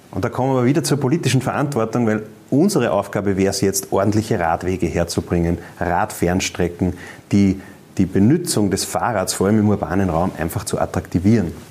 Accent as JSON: {"language": "German", "region": "Upper Austria", "country": "Austria", "said": "das höre ich auch ganz oft bei uns in Oberösterreich."}